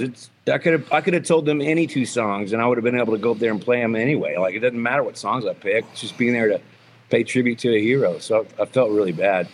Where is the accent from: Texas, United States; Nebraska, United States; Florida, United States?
Texas, United States; a guy from Texas that's proud of being a Texan like I am